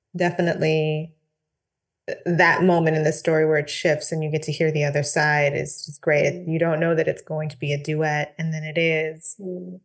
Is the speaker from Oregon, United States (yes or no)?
yes; Portland, Oregon, United States; moved away; I grew up in Portland, Oregon, which is in the mm. northwestern part of the US